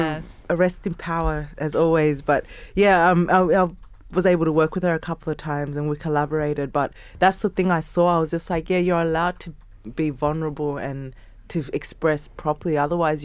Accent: Uganda; now in Sydney, Australia; I'm from Uganda

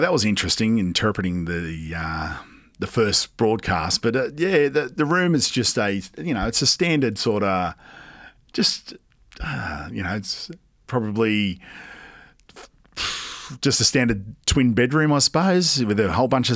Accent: Sydney, New South Wales, Australia; also born or lived in England; how I grew up in Western Sydney

